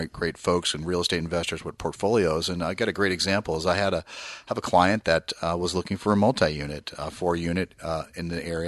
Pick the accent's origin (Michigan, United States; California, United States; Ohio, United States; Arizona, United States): California, United States; East Bay; I grew up in the East Bay